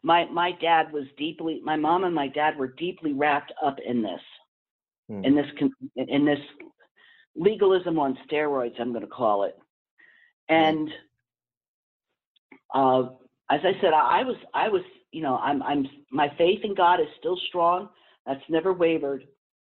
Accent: Easton, Pennsylvania, United States; where we moved from where I was born and raised at in Easton, Pennsylvania, to up in the Pocono area, lived in a town called Ackermanville

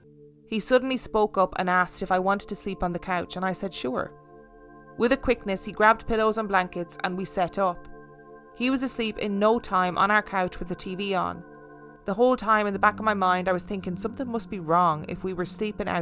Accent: Denver, Colorado, United States; It's about 45 minutes from where I grew up in Denver, Colorado.

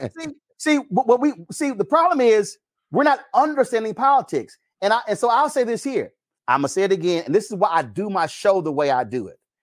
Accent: Texas, United States; I'm from Texas

